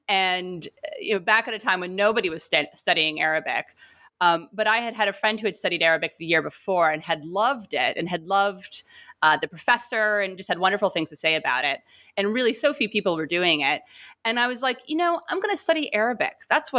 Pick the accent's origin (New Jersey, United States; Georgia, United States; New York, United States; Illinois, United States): New York, United States; New York City; I'm from New York City and don't kind of have any ties to the region kind of by background, by family or whatnot.